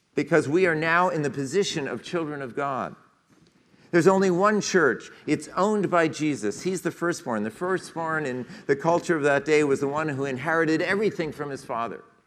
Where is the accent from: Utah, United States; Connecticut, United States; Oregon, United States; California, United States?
Connecticut, United States; Westport; We left Westport, which was my hometown, and headed east